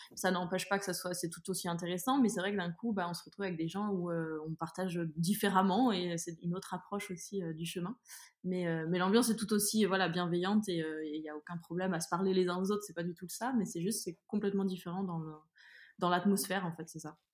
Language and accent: French; France; moi je suis française en France